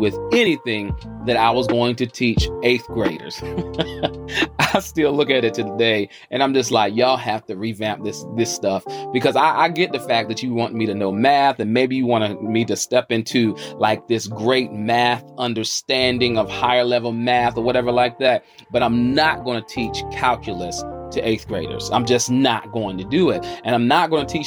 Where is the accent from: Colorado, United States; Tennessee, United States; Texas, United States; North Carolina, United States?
North Carolina, United States; Charlotte; I'm hailing from the South. By way of the QC, the Queen City, Charlotte, North Carolina